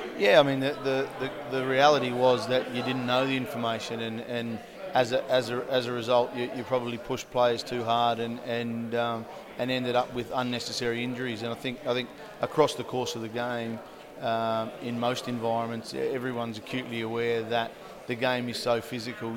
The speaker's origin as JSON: {"language": "English", "country": "Australia", "tie": "born or raised there", "moved": "as an adult", "lives_now": "United Kingdom", "said": "growing up in Australia"}